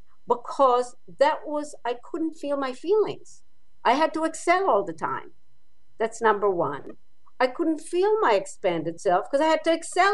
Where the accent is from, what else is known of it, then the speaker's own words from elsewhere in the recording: Israel; moved away; I grew up in Israel.